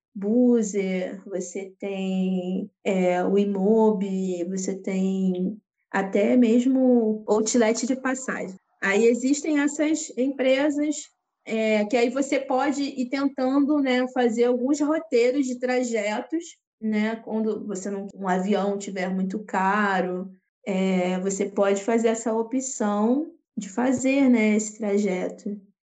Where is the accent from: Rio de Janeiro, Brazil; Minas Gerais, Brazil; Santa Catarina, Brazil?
Rio de Janeiro, Brazil; sou do Rio de Janeiro, sou carioca